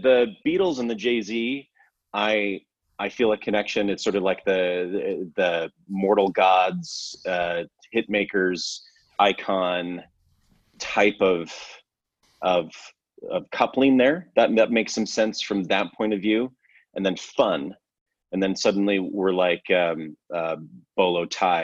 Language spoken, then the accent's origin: English; Alberta, Canada; I grew up in Alberta, so above Montana, Idaho